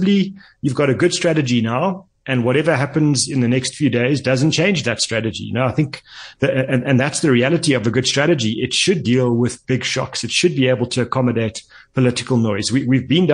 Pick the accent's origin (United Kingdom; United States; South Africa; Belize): South Africa; as a South African